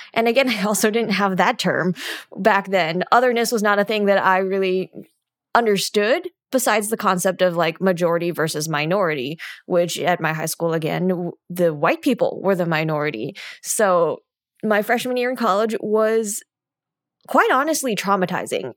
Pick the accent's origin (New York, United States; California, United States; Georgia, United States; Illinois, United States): California, United States; California Bay Area, United States; I grew up in the California Bay Area where we were 80% Asian in my high school